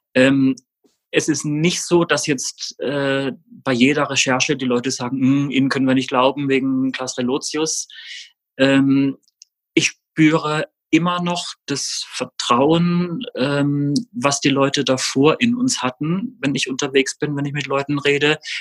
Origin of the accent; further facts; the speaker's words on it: Rastatt, Baden-Württemberg, Germany; ich bin in Baden-Württemberg aufgewachsen, in Rastatt